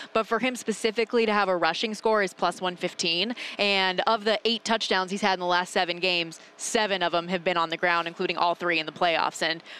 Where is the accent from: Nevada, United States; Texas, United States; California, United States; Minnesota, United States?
Nevada, United States; Las Vegas; I'm born and raised in Las Vegas